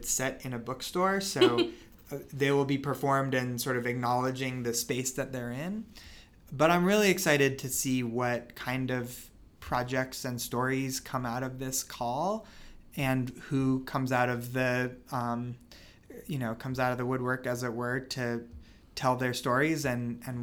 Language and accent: English; Denver, Colorado, United States; I grew up here in Denver. I'm 6th generation Denverite